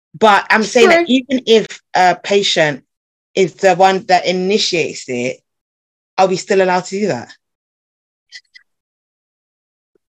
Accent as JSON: {"language": "English", "country": "Ghana", "said": "I'm Ghanaian"}